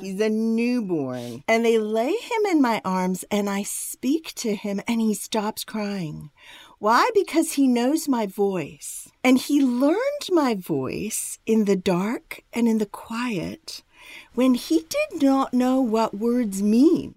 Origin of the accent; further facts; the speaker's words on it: India; I was born in India, and I was born to a family that's been Christian for generations